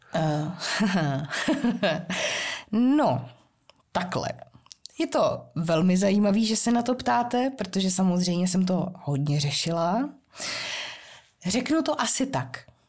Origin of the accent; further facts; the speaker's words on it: Hradec Králové, Hradec Králové Region, Czechia; jak jsem žil z Hradce Králové a z těch východních Čech